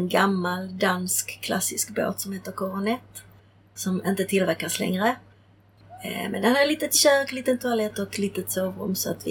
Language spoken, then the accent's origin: Swedish; Prague, Czechia; born there; För då föddes jag eh, och var ett halvår när min mamma höll mig i sin famn i Prag och ryssarna rullade in eh, mot tjeckernas vilja. Så jag föddes 1968.